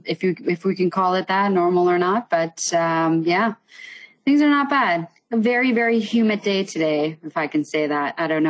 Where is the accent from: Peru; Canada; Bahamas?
Canada; Richmond Hill, Ontario; also born or lived in Iran; I was born in Iran. And as long as I can remember, you know, my dad was always traveling around the world. He's now retired, had a trade company that he eventually transitioned over to Canada. So we moved straight to Richmond Hill